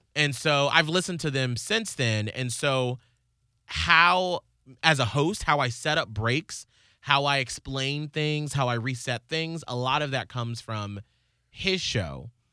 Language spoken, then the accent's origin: English; Atlanta, Georgia, United States; in Atlanta growing up